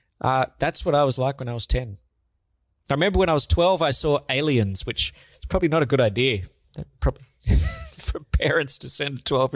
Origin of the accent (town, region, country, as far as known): Sydney, New South Wales, Australia; born or raised there